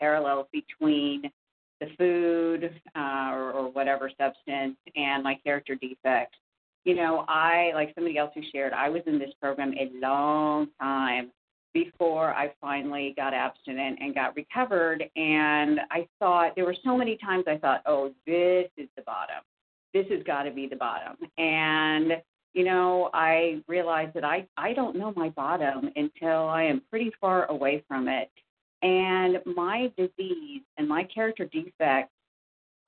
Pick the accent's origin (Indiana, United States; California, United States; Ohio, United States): Indiana, United States; I'm from Indiana